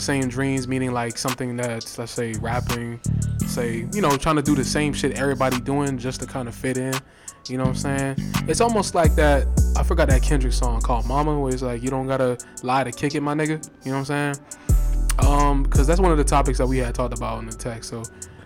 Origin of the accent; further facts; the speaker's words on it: Lauderdale Lakes, Florida, United States; the dogs I grew up with in Lakes